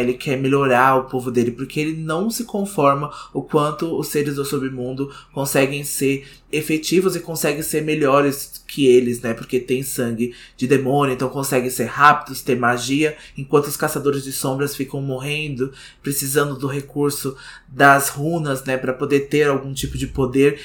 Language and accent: Portuguese; Brazil